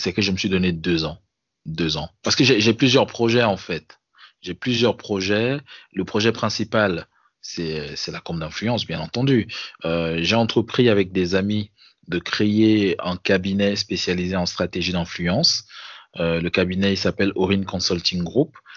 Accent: Cameroon; moved away as an adult; now in France; Ça, fait quatre ans que je suis parti du Cameroun

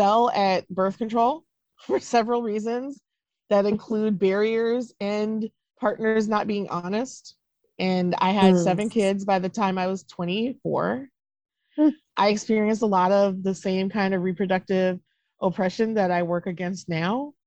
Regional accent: Duluth, Minnesota, United States; also born or lived in Wisconsin; So I was born in Minnesota. My dad is Black. My mother is white. I was born in 1978. Duluth, Minnesota was not a very diverse place.

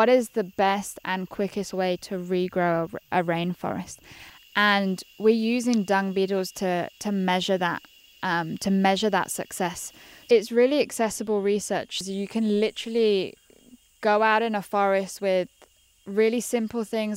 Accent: United Kingdom; moved away as an adult; now in Costa Rica; being British

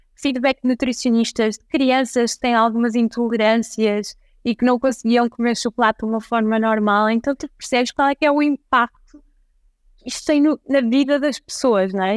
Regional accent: Santa Maria da Feira, Norte, Portugal; also born or lived in London; now in Lisbon, Portugal; apesar de eu ser do norte, eu sou de Santa Maria da Feira, eu vivo em Lisboa

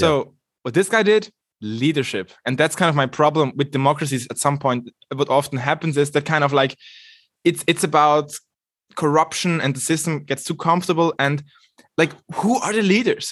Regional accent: Switzerland; I'm coming from Switzerland, arguably one of the least dysfunctional democracies ever

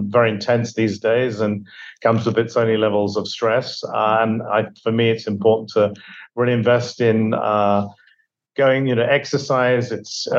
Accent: Devon, South West England, United Kingdom; moved away; I grew up in England, Devon, in England, to be exact, in a small fishing village

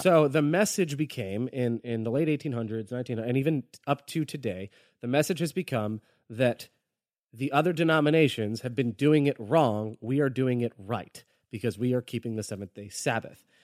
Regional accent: Florida, United States; I'm from Florida

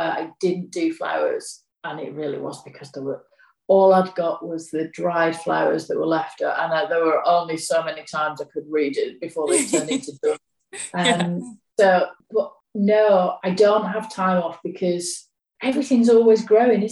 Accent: Yorkshire and the Humber, United Kingdom; I'm from Yorkshire

